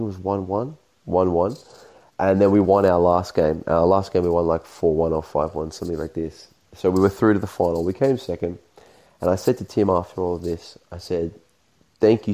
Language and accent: English; Australia; me being Australian